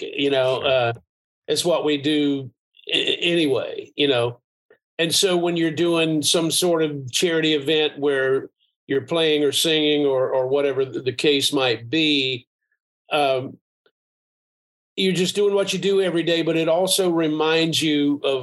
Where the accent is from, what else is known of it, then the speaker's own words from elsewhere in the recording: Asheville, North Carolina, United States; I grew up in a small town. I grew up in Asheville, and that's part of who I am